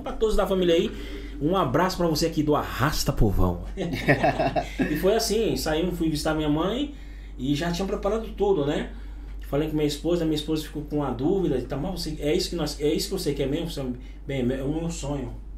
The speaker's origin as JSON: {"language": "Portuguese", "region": "Pará", "country": "Brazil", "tie": "born or raised there", "also_born_or_lived": "Pacajá", "moved": "as an adult", "lives_now": "Spain", "said": "Brasil é minha. É onde eu nasci, é minha terra natal"}